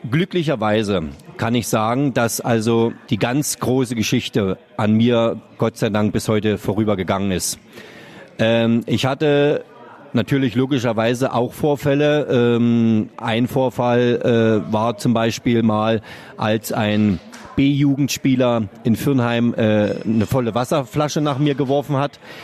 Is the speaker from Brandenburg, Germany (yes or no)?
yes; Brandenburg, Germany; moved away as an adult; now in Mannheim, Germany; habe meine Schiedsrichterprüfung damals äh, in meinem Heimatort absolviert, äh, habe dann äh, für den Fußballverband Brandenburg quasi als Schiedsrichter angefangen